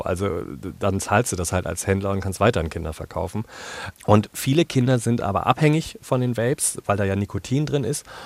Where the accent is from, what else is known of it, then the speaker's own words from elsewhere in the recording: Germany; Ich bin in Deutschland aufgewachsen, zweisprachig